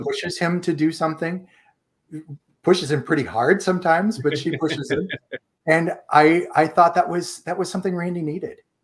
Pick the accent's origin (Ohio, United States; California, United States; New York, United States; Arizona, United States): Ohio, United States; moved away as an adult; also born or lived in Washington, D.C.; I am from Ohio.